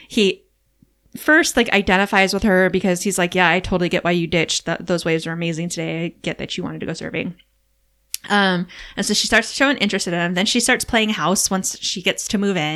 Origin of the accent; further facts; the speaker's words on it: Hawaii, United States; moved away; also born or lived in California; growing up in Hawaii where it kind of felt like summer often